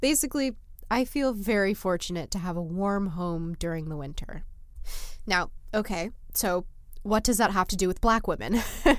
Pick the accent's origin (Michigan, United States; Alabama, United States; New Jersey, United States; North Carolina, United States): New Jersey, United States; I am also from New Jersey